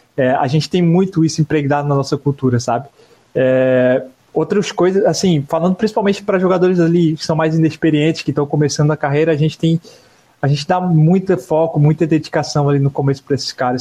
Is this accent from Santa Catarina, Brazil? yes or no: yes; Santa Catarina, Brazil; a gente é de Santa Catarina.